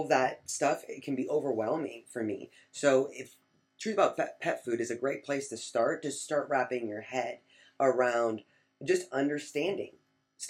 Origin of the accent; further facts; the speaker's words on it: Michigan, United States; I'm from Michigan.